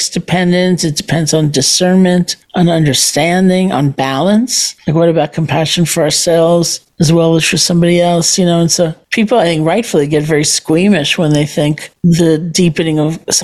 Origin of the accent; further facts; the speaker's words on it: New York, United States; I'm a New Yorker.